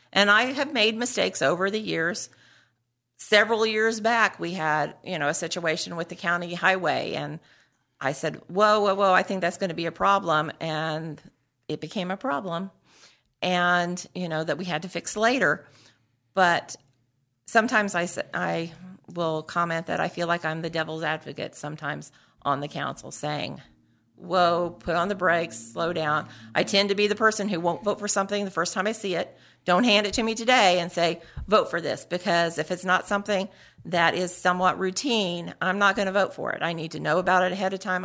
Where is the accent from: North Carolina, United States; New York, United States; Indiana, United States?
Indiana, United States; New Castle; I grew up in Newcastle, graduate of Newcastle Chrysler High School.